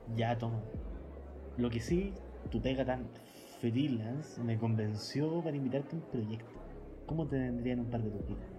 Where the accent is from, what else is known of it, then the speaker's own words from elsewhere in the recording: Santiago, Santiago Metropolitan, Chile; Soy un joven de Santiago